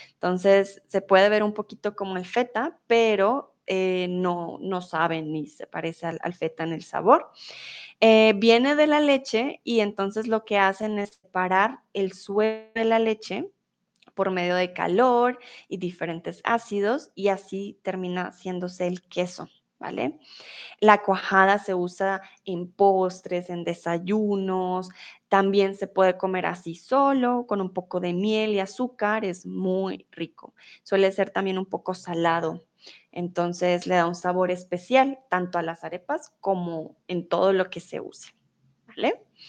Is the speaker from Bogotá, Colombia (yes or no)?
yes; Bogotá, Colombia; yo soy de Bogotá, en Bogotá nos llaman rolos